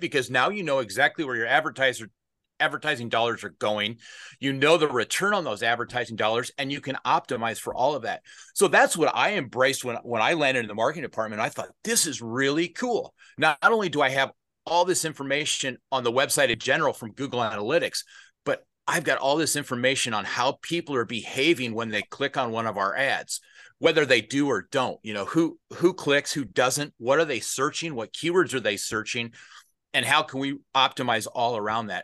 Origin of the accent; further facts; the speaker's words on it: Des Moines, Iowa, United States; also born or lived in northern Minnesota; I grew up, my home is Des Moines, Iowa. I was born in Des Moines, Iowa, and I spent my, uh, formative years there